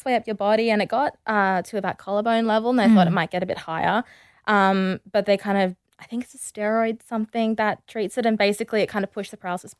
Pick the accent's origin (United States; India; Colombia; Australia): Australia; Perth, Western Australia; I grew up in Perth and we moved around a lot because my dad is like just very restless and always wants to be somewhere new and do new things.